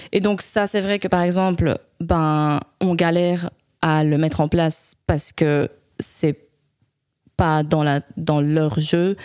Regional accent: Spain; moved away as an adult; also born or lived in Leuven, Belgium; now in Belgium; je suis née en fait à Louvain. Et puis, euh, quand j'étais petite, mes parents ont déménagé en Espagne. Ma maman est espagnole et du coup, j'ai grandi là-bas

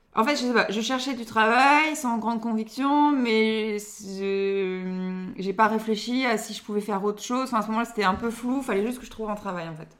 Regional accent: Lille area, Nord, Hauts-de-France, France; je suis née à Lille, mais on a déménagé juste après, mais euh, juste à côté

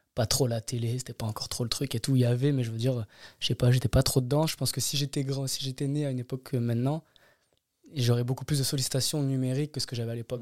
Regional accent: Grenoble, Auvergne-Rhône-Alpes, France; moved away as an adult; also born or lived in Anglet; now in Caen, France; Je suis resté jusqu'à mes vingt ans.

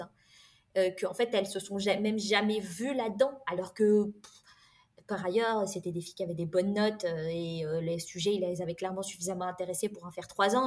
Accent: France; j'ai grandi dans une famille modeste euh, avec euh, des parents qui ont émigré en France

